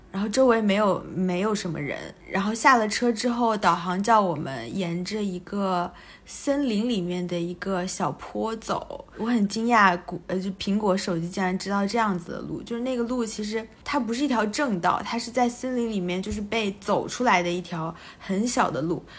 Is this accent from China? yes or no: yes; China; 我们从中国来的